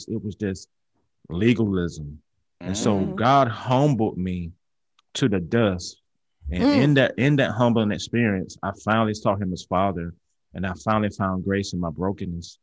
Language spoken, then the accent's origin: English; Georgia, United States; now in Alabama, United States; I'm from Georgia